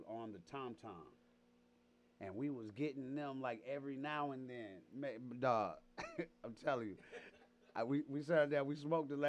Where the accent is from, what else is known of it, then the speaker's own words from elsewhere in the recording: Detroit, Michigan, United States; moved away as an adult; now in Atlanta, United States; I was born and raised in Detroit, Michigan. I've been in Atlanta for the last 25 years